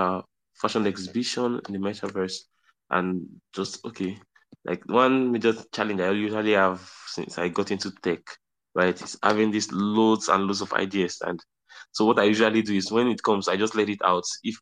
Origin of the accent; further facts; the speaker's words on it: Southwest, Nigeria; one Yoruba masquerade, because I'm Nigerian, like I'm from Southwest, Western Nigeria, right?